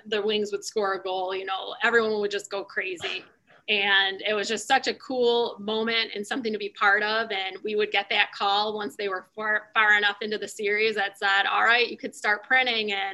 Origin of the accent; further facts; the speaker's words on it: Detroit, Michigan, United States; We, you know, born and raised in the Detroit area, and our company located just in Melvindale, which is just outside of the city